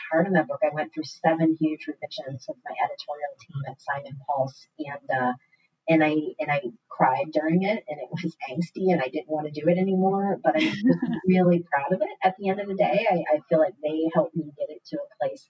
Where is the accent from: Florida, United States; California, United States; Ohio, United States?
Ohio, United States; Cincinnati; moved away as an adult; also born or lived in New York City; growing up in Cincinnati, you know, I was there until I was 28 and that's when I moved to New York